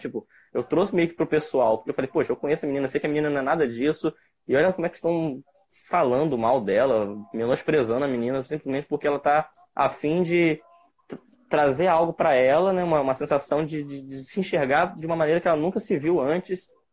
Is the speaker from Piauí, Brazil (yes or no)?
no; Campos dos Goytacazes, Rio de Janeiro, Brazil; sou de Campos dos Goitacazes, interior do estado do Rio de Janeiro